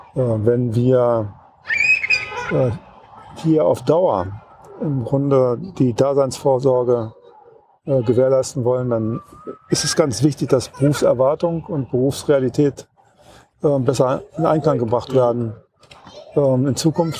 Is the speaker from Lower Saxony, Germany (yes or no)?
yes; Wolfsburg, Lower Saxony, Germany; Ich komme aus Wolfsburg